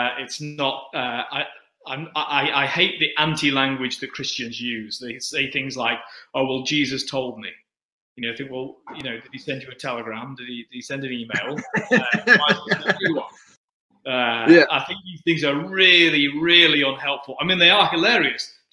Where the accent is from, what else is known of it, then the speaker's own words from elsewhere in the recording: Manchester, North West England, United Kingdom; accent: Manchester; moved away; also born or lived in Altrincham; those who know English accents well will be able to hear that I am from Manchester. Although I've spent most of my life kind of on the edge of everything I've been involved in, and so just like that with my birth, I was born on the edge of Manchester